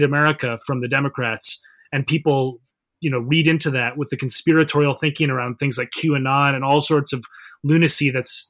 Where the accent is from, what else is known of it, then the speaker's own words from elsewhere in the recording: Minnesota, United States; I'm from Minnesota, for example, in the Midwest.